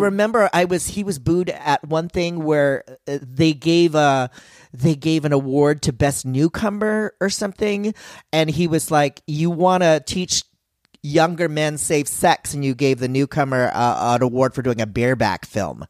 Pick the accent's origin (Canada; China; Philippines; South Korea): Philippines; I'm Filipino